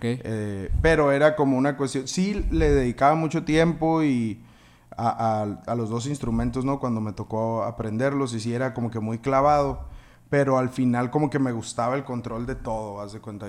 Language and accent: Spanish; Navojoa, Sonora, Mexico; moved away as an adult; also born or lived in Hermosillo; yo soy de Navojoa, ¿no? Entonces en la escuela donde yo estaba había una marching band